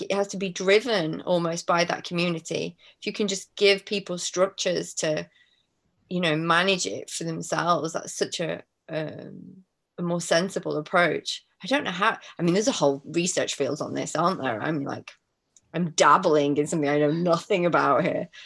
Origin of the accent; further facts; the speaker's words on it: Manchester, North West England, United Kingdom; moved away; also born or lived in Madagascar; I'm from Manchester, which is, you know, not on the sea